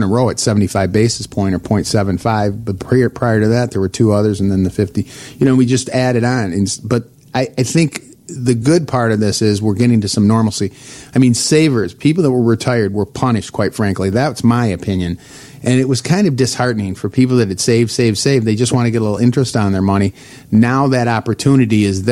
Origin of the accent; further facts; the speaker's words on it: north of Detroit, Michigan, United States; now in Illinois, United States; north of Detroit, and that's where I grew up